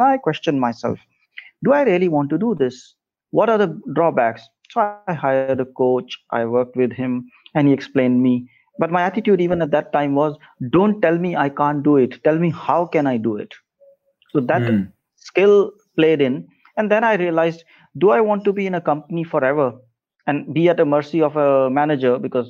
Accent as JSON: {"language": "English", "region": "North India", "country": "India", "moved": "yes", "said": "Of course, before that, I moved from North India to South India, and there was a huge shift, huge disparity between cultures, differences between culture."}